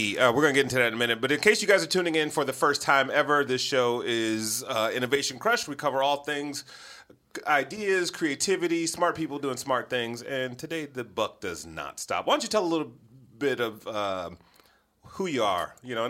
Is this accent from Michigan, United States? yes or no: yes; Detroit, Michigan, United States; I grew up in Detroit.